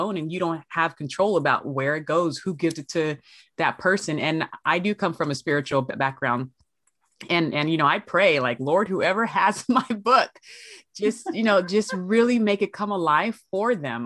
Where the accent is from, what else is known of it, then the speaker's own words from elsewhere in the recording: Los Angeles, California, United States; also born or lived in San Bernardino, California; I hail from Los Angeles, California, out per way of San Bernardino